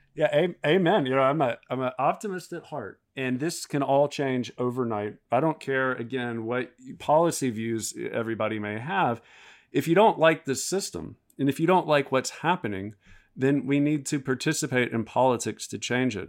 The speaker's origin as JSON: {"language": "English", "region": "the South", "country": "United States", "said": "I'm from the South"}